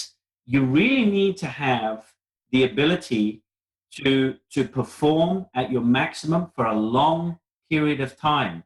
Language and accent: English; South Africa; I was brought up in South Africa